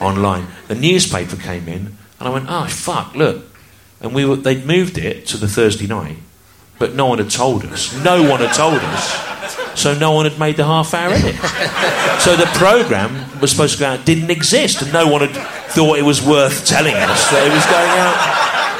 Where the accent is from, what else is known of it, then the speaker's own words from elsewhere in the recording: United Kingdom; I grew up in the Midlands